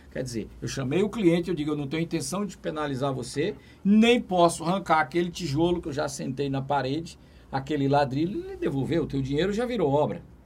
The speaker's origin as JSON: {"language": "Portuguese", "town": "Teresina", "region": "Piauí", "country": "Brazil", "said": "sou lá de Teresina e sempre venho para cá"}